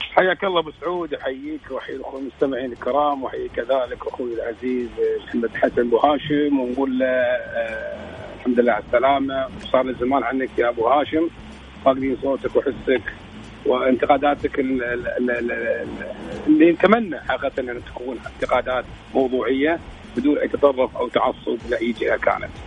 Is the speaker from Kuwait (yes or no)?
yes; Kuwait; حتى عندنا في الكويت